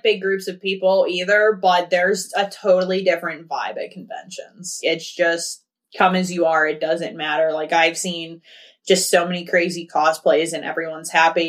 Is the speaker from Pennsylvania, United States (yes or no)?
yes; Pittsburgh, Pennsylvania, United States; I was born and raised in Pittsburgh.